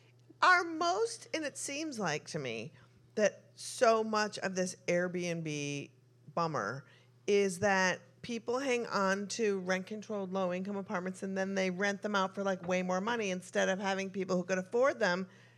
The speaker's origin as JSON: {"language": "English", "town": "New York City", "region": "New York", "country": "United States", "tie": "born or raised there", "said": "I had my recess growing up in New York City"}